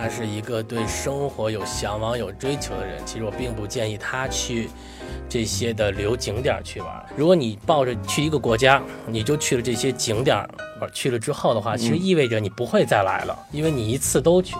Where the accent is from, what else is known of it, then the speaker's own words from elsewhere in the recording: Beijing, China; accent: Beijing; now in Los Angeles, United States; 然后很多人说说你是哪儿的人？我说我是北京的。他说你不可能，你都没北京味儿。